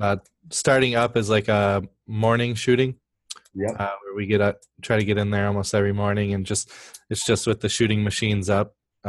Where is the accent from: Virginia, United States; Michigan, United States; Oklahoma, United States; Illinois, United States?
Michigan, United States; I'm actually from Michigan